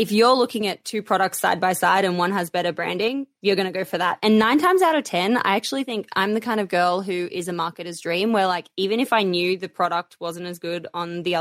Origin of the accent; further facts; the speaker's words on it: Australia; Being Australian